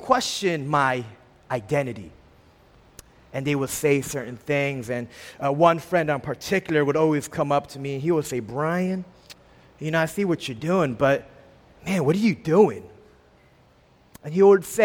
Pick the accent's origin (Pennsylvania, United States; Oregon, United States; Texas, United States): Pennsylvania, United States; Philadelphia; moved away as an adult; I was born and raised in a small section of Philadelphia, Albany, for 18 years